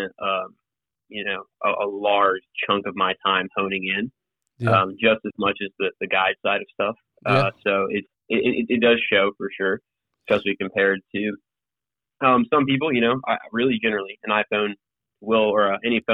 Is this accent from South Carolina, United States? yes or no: yes; Piedmont, South Carolina, United States; also born or lived in San Antonio, Texas / Gwinnett, Georgia; that's where I consider myself from. Being from is the upstate. And I grew up in a town called Piedmont outside of Greenville.